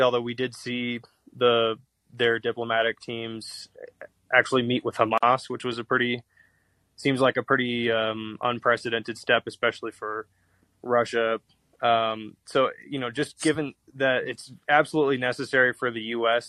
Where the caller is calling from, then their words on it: Toluca, State of Mexico, Mexico; I'm calling from uh, Toluca, in Mex in Mexico State right now.